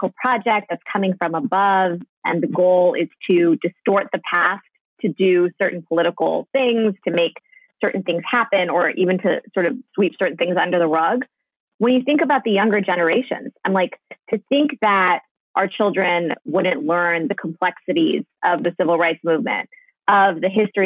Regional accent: Northern Virginia, United States; also born or lived in Germany; I'm from Northern Virginia

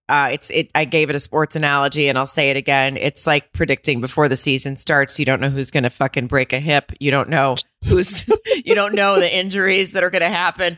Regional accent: the South, United States; now in West Coast, United States; I grew up in the South

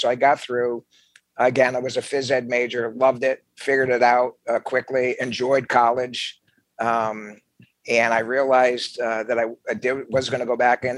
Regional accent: New Jersey, United States; where I grew up in New Jersey

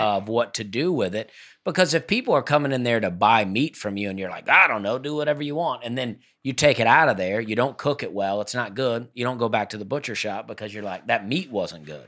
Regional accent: Opelika, Alabama, United States; moved away; I was in my hometown

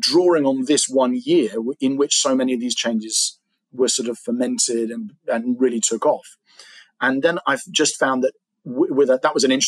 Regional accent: England, United Kingdom; I'm an English guy

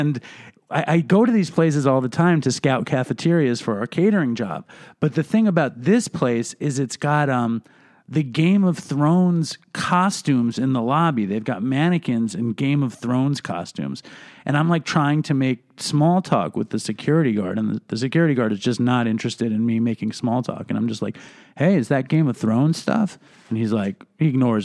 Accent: New York City, New York, United States; I grew up right near Madison Square Garden

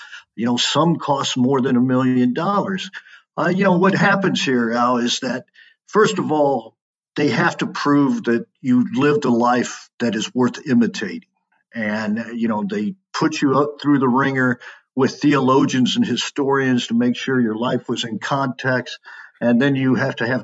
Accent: Kansas, United States; I moved my family back to Kansas

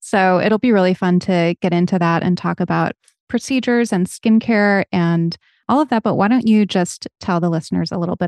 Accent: New England, United States; I'm from New England, where in the early 2000s, it was trendy to be as tan as humanly possible.

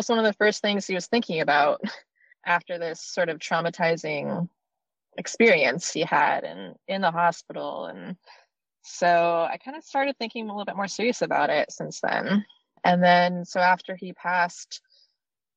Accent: Maine, United States; moved away; I was born and raised in Maine, and that's where I spent the most part of my life

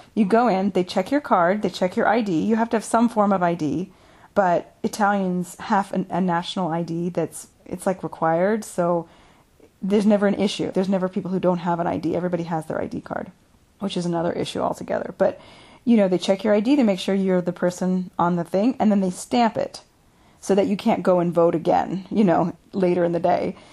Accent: United States; now in Italy

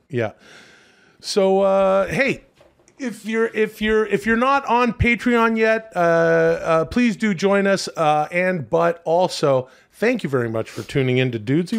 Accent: Vancouver, British Columbia, Canada; moved away; it was cool to stay downtown in my hometown

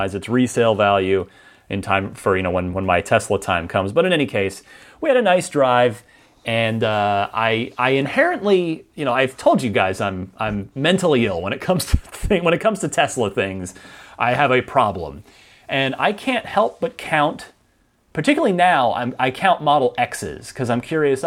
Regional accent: New Jersey, United States; now in San Francisco, United States; I'm originally from New Jersey

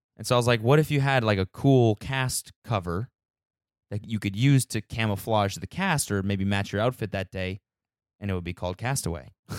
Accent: Canada; moved away; my homeland

